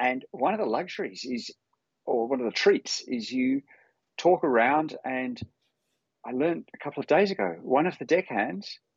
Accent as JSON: {"language": "English", "town": "Fremantle", "region": "Western Australia", "country": "Australia", "tie": "born or raised there", "said": "I grew up in coastal Australia, cliche, messing around in boats"}